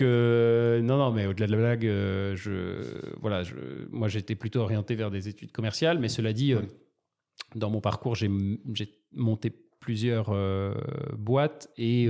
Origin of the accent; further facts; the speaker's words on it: Marseille, Provence-Alpes-Côte d'Azur, France; Je suis né à Marseille.